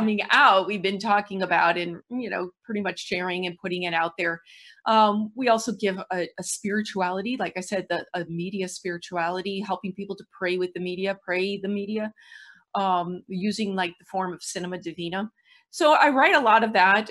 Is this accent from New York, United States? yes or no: no; St. Louis, Missouri, United States; I'm from Saint Louis.